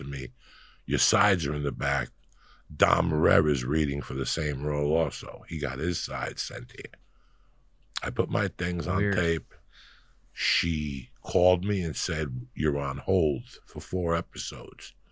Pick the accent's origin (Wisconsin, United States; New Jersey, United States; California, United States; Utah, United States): New Jersey, United States; Union City; also born or lived in Cuba / New York; I'm from Jersey. I'm as Jersey as they come. I'm from Hudson County, New Jersey. I'm what they call a tunnel rat. I'm from Union City